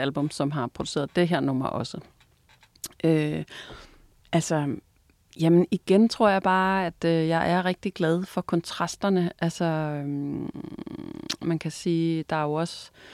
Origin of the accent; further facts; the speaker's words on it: Vendsyssel, North Jutland, North Denmark Region, Denmark; jeg er vokset op deroppe i Vendsyssel, helt op i øh, Nordjylland, ude ved vestkysten